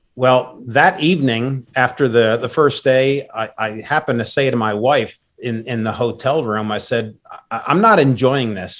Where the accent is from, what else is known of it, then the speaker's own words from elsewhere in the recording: Wappingers Falls, New York, United States; moved away as an adult; now in Maryland, United States; I grew up in New York, currently live in Maryland, but I've lived all over the world